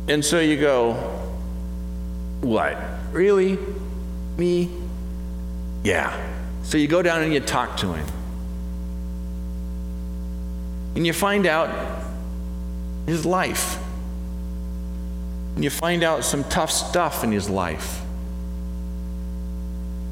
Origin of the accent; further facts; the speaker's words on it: United States; as an American